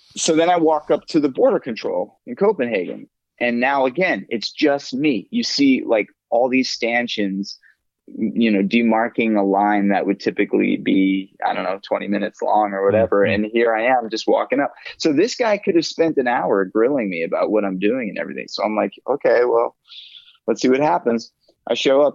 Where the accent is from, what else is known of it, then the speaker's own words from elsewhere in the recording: United States; I'm the American.